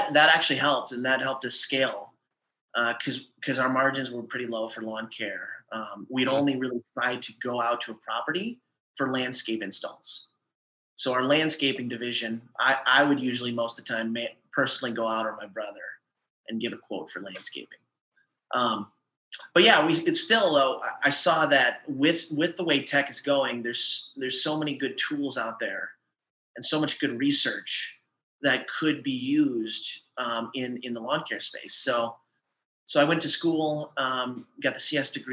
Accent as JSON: {"language": "English", "region": "eastern Iowa", "country": "United States", "tie": "born or raised there", "moved": "yes", "lives_now": "Austin, United States", "said": "I grew up in Iowa, in eastern Iowa."}